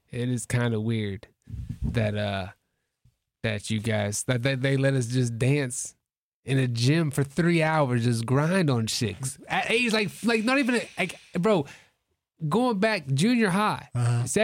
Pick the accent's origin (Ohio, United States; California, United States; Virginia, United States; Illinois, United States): Ohio, United States; Toledo; I'm from Toledo.